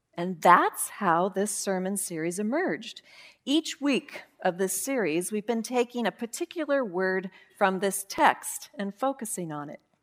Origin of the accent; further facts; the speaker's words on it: Yakima Valley, Washington, United States; when I was growing up in the Yakima Valley, around a lot of vines and fruit and farmers